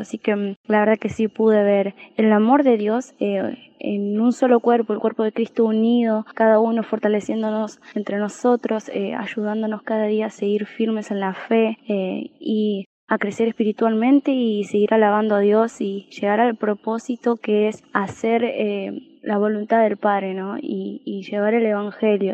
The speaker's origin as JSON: {"language": "Spanish", "country": "Argentina", "said": "de Argentina"}